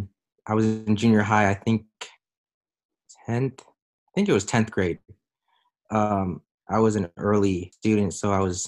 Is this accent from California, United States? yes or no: yes; Central California, United States; also born or lived in Arizona; I am from Central California, right almost dead center. It's a few small country towns that are around where I live. Turlock, California, Modesto, California, Houston, California. That's where I'm from.